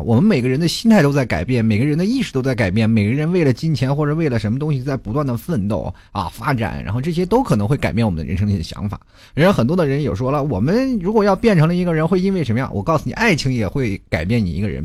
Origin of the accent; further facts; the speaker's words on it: Inner Mongolia, China; … 我们家那车牌，我跟你们讲啊，就是蒙的车牌，嗯，… 内蒙古嘛